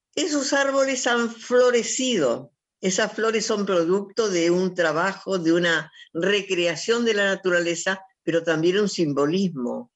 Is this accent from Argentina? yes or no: yes; Argentina; soy una argentina que sufre